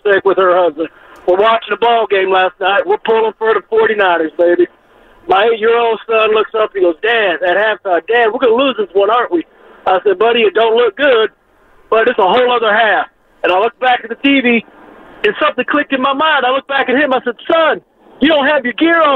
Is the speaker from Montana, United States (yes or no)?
no; Kansas, United States; I'm from Kansas, born and bred